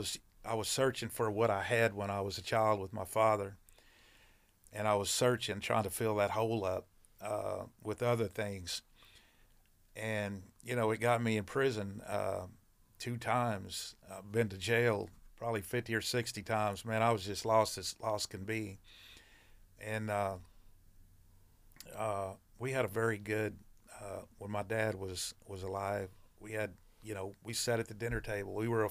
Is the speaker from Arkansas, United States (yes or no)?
no; Arlington, Texas, United States; Well, I grew up, I was born in 1963 in Arlington, Texas.